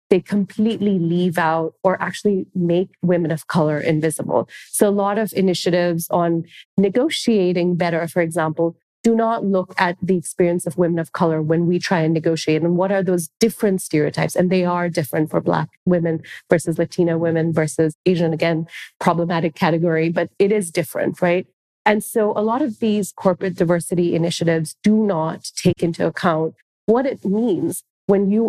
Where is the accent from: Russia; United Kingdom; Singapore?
Singapore; now in United States; So, I say this because I present as Indian. I was born in Singapore. I'm actually Singaporean, so I'm an immigrant to this country.